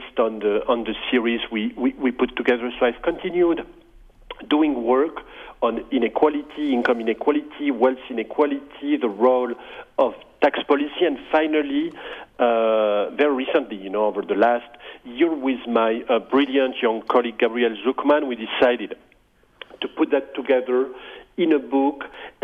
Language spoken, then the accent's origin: English; France; moved away as an adult; now in United States; I grew up in France, and I started studying mathematics